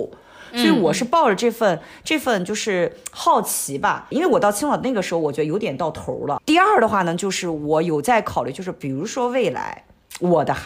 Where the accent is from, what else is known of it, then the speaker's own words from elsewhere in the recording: Hong Kong; 就不是那种啊会觉得我是香港人呀，我有点厉害呀，或者什么瞧不起大陆